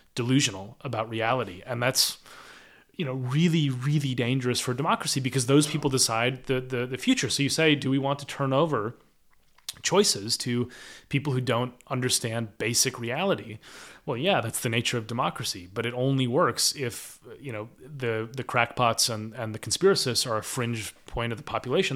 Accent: United States; moved away as an adult; now in United Kingdom; an American living in the U K

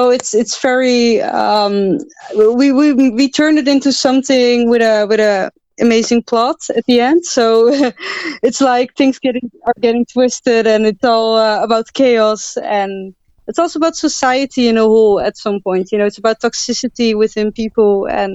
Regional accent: Netherlands; I'm from the Netherlands.

